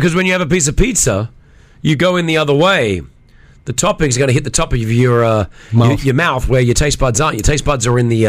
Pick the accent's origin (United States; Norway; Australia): Australia; moved away; Even though I was born and raised in Australia, I've got the Australian passport.